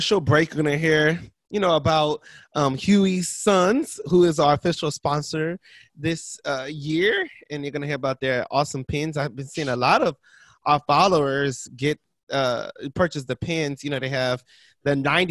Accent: Ohio, United States; I'm from Ohio. And mm-hmm. so in Ohio, you know, we are bourbon connoisseurs

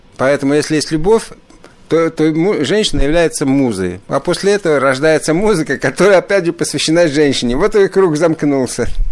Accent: Riga, Latvia; now in Ottawa, Canada; Родился в Риге, и в Риге, Рига славится вообще очень большими, даже в советское время, прежде всего, славилась большими джазовыми традициями. Я, я родился в джазовой семье.

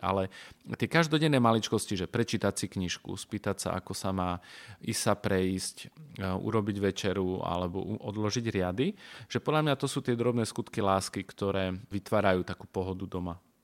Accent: Košice, Košice Region, Slovakia; ja teda pochádzam z Košic

